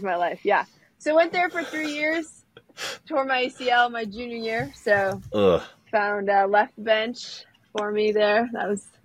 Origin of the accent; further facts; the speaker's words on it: Rosholt, Wisconsin, United States; also born or lived in Stevens Point, Wisconsin; I grew up in Rorschach, Wisconsin. Shout out to my 400 people that live there